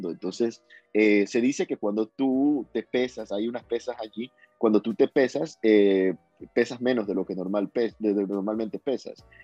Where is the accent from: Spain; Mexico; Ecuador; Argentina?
Ecuador; Guayaquil, Guayas; Guayaquileño, soy de Guayaquil, sí. Soy de Guayaquil, de la costa este, soy más de mariscos